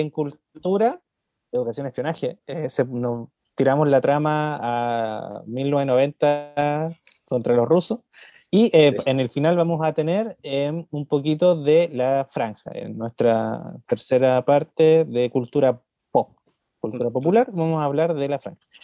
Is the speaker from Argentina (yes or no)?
no; Chile; first language Spanish; hablo español porque nací en Chile.